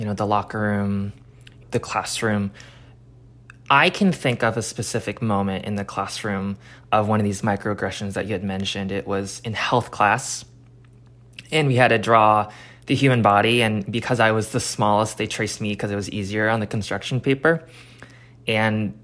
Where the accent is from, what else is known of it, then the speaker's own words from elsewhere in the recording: Olympia, Washington, United States; I grew up in Olympia.